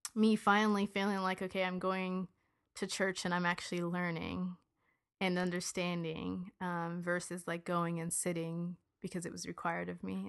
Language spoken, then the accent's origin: English; United States; I was born here